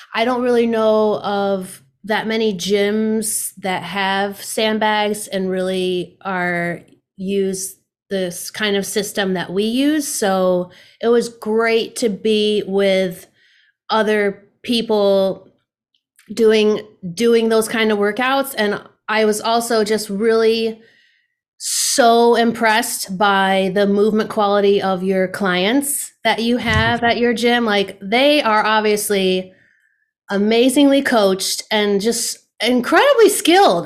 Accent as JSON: {"language": "English", "region": "Pennsylvania", "country": "United States", "tie": "born or raised there", "moved": "as an adult", "lives_now": "Buffalo, United States", "said": "I grew up in a very rural part of Pennsylvania, a couple hours away"}